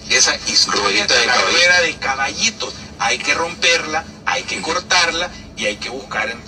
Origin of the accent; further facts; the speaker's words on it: El Salvador; lo voy a decir porque como salvadoreño tengo todo el derecho a expresarme